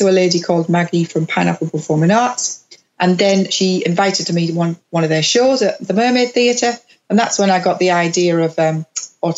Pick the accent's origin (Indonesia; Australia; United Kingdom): United Kingdom; Middlesbrough, North East England; moved away; my hometown in Middlesbrough